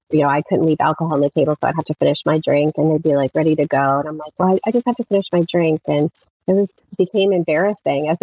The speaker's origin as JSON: {"language": "English", "region": "rural Pennsylvania", "country": "United States", "tie": "born or raised there", "moved": "as an adult", "said": "we actually moved back to my hometown in rural Pennsylvania 5 years ago"}